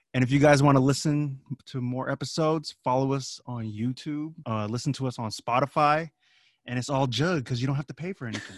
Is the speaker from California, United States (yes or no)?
yes; Pittsburg, California, United States; I'm from Pittsburgh